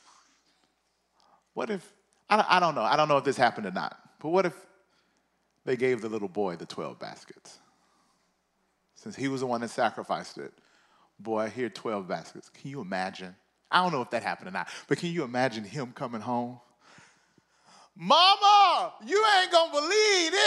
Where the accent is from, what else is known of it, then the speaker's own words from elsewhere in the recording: Mississippi, United States; I'm from the South. I'm from Mississippi